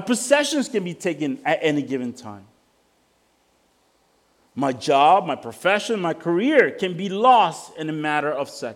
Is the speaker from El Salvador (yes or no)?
yes; El Salvador; moved away; I come from El Salvador.